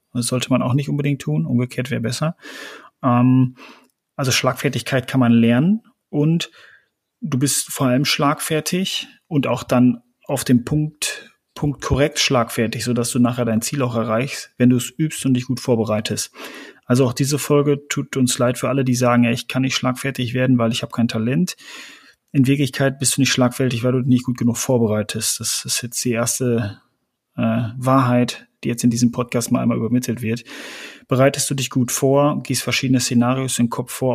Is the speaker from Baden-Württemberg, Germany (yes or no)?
no; West Münsterland, North Rhine-Westphalia, Germany; Wir sind Westmünsterländer